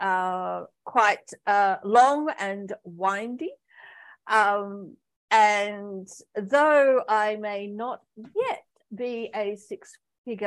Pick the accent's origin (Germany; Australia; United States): Australia; moved away as an adult; also born or lived in Pakistan; I returned back to my home country, Australia, with a suitcase and the clothes on my back